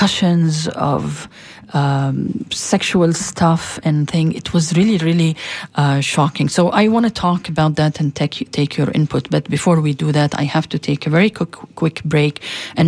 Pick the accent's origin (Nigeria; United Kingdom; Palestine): Palestine; moved away as an adult; now in United States; as a Palestinian and as a Muslim and as an American